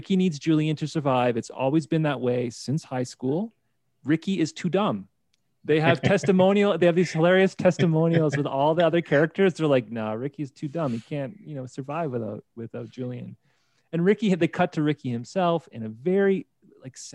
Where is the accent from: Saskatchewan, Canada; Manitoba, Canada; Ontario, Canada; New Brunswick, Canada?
Ontario, Canada; St. Catharines; moved away as an adult; now in Calgary, Canada; I'm from St. Catharines, Ontario